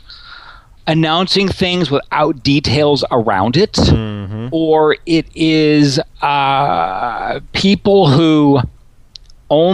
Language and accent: English; Little Rock, Arkansas, United States; I grew up in Little Rock, Arkansas